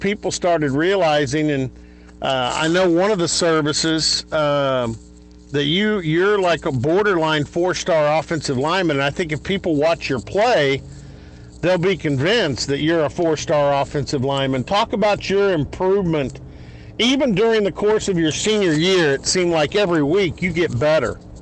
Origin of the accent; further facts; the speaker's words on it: Dallas, Texas, United States; I grew up in the Dallas area